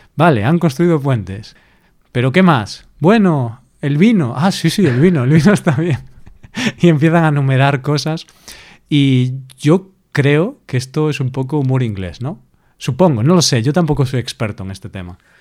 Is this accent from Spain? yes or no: yes; Galicia, Spain; yo soy gallego